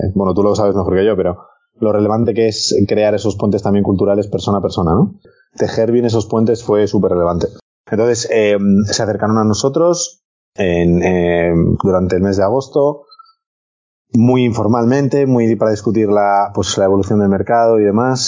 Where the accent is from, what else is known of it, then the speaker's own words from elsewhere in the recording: Spain; nosotros somos españoles